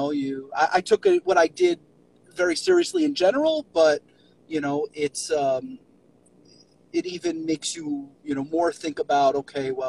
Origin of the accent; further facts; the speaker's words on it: New York City, New York, United States; moved away; also born or lived in Miami; I was born and raised in New York City